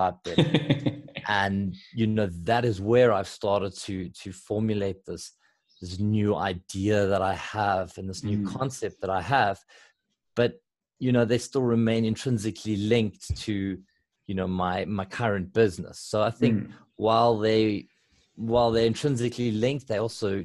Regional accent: South Africa

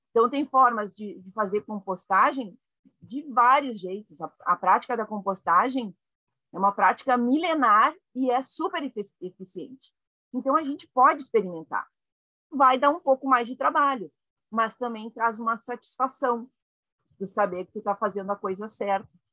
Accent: Caxias do Sul, Rio Grande do Sul, Brazil; Eu nasci em Caxias do Sul, no Rio Grande do Sul

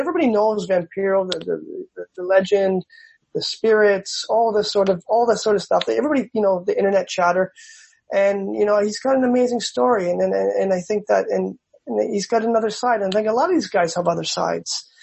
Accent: Canada; also born or lived in Mexico; I'm from Canada

